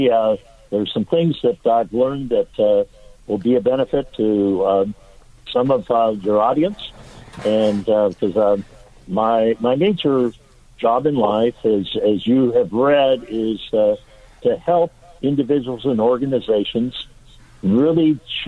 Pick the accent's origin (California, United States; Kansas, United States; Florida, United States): California, United States; Los Angeles; also born or lived in San Diego; our home is right on the border of Montebello in East Los Angeles, where I grew up in East Los Angeles